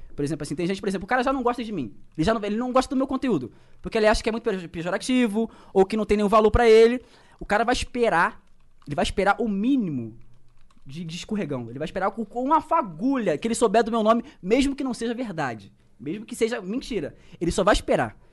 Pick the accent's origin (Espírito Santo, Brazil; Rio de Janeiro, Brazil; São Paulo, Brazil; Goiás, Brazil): Rio de Janeiro, Brazil; Baixada Fluminense; accent: carioca; eu sou da Baixada Fluminense